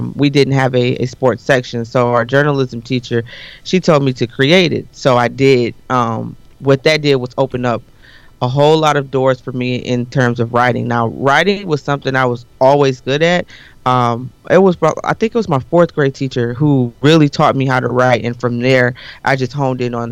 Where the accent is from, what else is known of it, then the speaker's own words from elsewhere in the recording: Detroit, Michigan, United States; also born or lived in Eastpointe, Michigan; I was born and raised in Detroit, went to school in Detroit